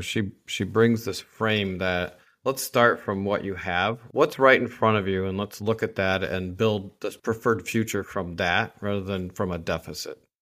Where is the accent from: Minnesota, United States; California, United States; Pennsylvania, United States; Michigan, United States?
Michigan, United States; Saginaw; the nice little neat family growing up in Saginaw, Michigan